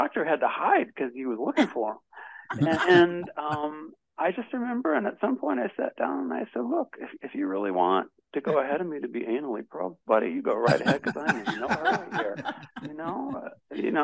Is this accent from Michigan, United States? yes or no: yes; Detroit, Michigan, United States; now in New York, United States; I was born in Detroit.